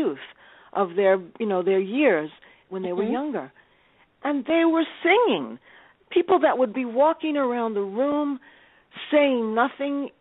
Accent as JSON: {"language": "English", "region": "New York", "country": "United States", "also_born_or_lived": "Tulsa, Oklahoma", "said": "I am a New Yorker"}